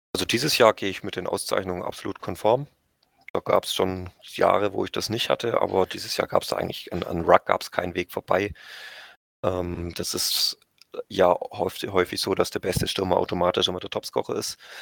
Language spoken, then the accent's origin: German; Bietigheim-Bissingen, Baden-Württemberg, Germany; Ich bin in Bietigheim geboren, ich bin in Bietigheim aufgewachsen und ich lebe in Bietigheim.